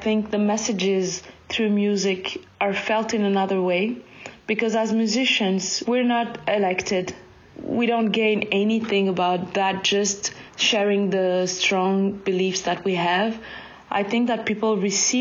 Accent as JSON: {"language": "English", "country": "Mali", "tie": "born or raised there", "also_born_or_lived": "Ghana", "moved": "yes", "said": "I was born and raised in Mali, and I lived 8 years in Ghana"}